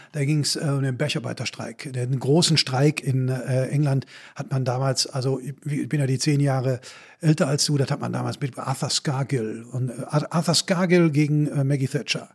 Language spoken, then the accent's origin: German; Bochum, North Rhine-Westphalia, Germany; in Bochum, wo ich herkomme, hat die letzte Zeche 1973 zugemacht